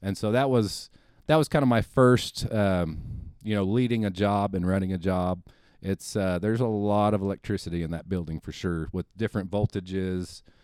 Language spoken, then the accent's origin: English; North Kansas City, Missouri, United States; also born or lived in Springfield; I think about first grade, maybe, up until graduating from high school, I was in, uh, the North Kansas City area